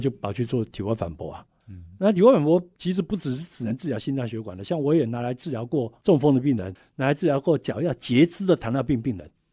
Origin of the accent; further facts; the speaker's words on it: Taiwan; 我们台湾人